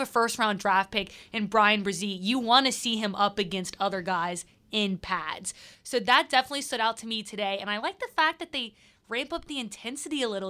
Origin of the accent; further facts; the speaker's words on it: Mandeville, Louisiana, United States; I'm from Mandeville, so technically I got to the city when I was born